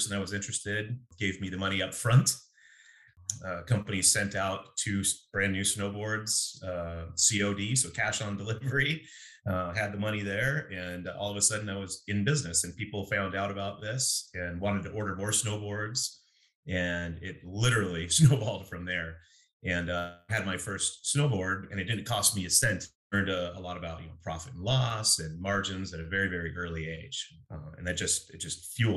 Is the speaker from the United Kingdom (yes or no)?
no; Eugene, Oregon, United States; I grew up in Eugene, went to Roosevelt Middle School and South Eugene in high school.